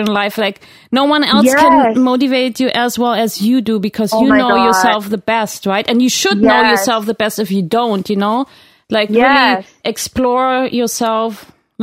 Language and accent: English; Berlin, Germany; moved away; I'm German Italian, but yeah, I grew up mostly in Berlin